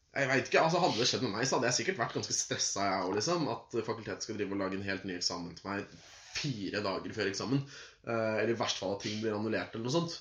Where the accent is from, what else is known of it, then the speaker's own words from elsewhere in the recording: Oslo, Norway; Jeg ble født en eh, aprildag på Aker sykehus. Ja. Jeg er fra Oslo.